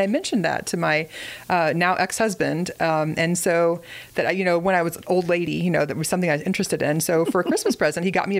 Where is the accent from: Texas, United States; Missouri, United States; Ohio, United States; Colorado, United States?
Missouri, United States; Springfield; I grew up in Springfield, Missouri